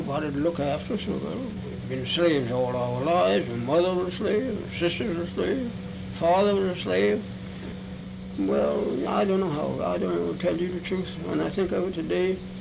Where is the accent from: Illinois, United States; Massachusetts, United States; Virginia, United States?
Virginia, United States; Charlottesville; I was born in Charlottesville, Virginia